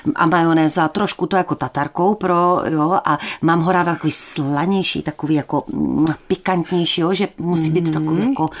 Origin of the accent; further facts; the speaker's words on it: Ostrava, Moravian-Silesian Region, Czechia; also born or lived in Opava / Kobeřice; já jsem se narodila v Opavě, tam jsem strávila asi dvoje Vánoce, které si samozřejmě nepamatuju. A pak jsme se přestěhovali asi na tři roky nebo mm, tak nějak do Kobeřic. Mm, a z těch kobeřic jsme se potom přestěhovali už do Poruby a tam jsem v podstatě do dneška